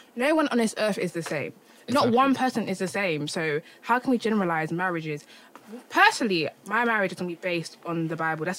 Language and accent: English; London, United Kingdom; I was brought up in London, because certain things that African mentality is not... I don't have it because I wasn't born and raised in Ghana.